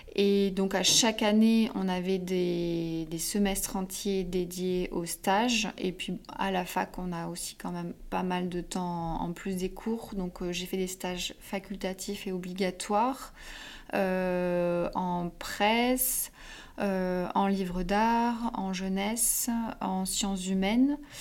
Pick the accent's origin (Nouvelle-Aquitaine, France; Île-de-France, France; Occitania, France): Occitania, France; south of Perpignan; moved away as an adult; now in Paris, France; moi, je viens du sud de Perpignan